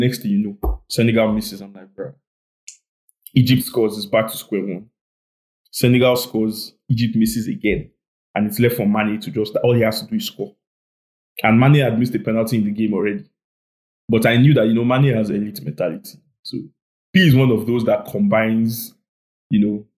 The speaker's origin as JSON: {"language": "English", "region": "Lagos", "country": "Nigeria", "tie": "born or raised there", "said": "I was born and raised in Surulere"}